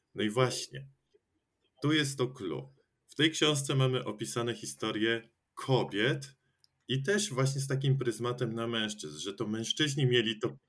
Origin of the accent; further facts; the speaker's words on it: Poland; ja też pochodzę ze wsi i cały czas tam żyjąc